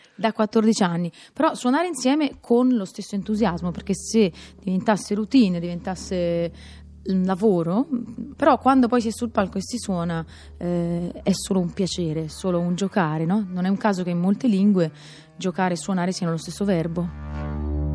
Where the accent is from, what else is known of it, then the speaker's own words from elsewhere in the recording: Pisa, Tuscany, Italy; essendo io pisana